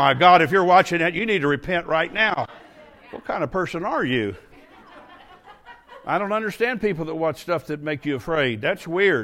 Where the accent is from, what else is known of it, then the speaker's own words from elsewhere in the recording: United States; I'm an American